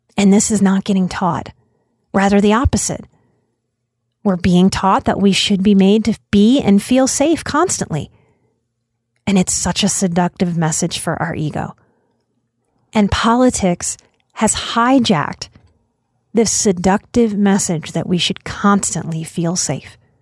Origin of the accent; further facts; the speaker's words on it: United States; As an American